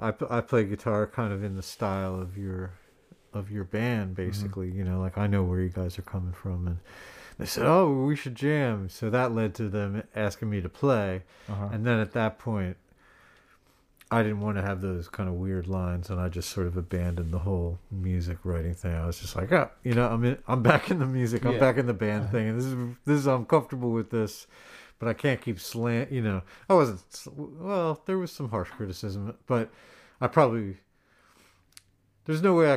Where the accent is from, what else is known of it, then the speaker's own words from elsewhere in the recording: Philadelphia, Pennsylvania, United States; also born or lived in Boston; I grew up in Center City, Philadelphia.